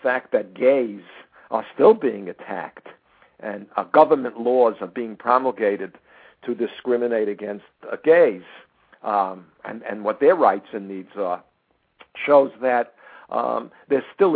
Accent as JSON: {"language": "English", "country": "United States", "tie": "born or raised there", "said": "I was born in the United States"}